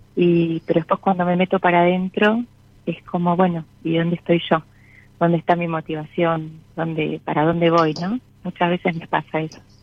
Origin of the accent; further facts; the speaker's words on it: San Isidro, Buenos Aires Province, Argentina; de San Isidro, zona norte